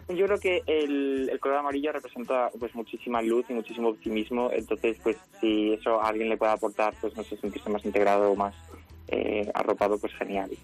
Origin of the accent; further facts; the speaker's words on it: Extremadura, Spain; yo además soy de Extremadura